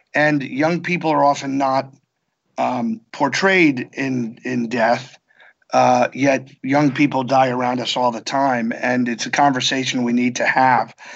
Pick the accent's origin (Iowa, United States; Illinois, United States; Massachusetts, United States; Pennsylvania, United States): Pennsylvania, United States; Bethlehem; moved away; my hometown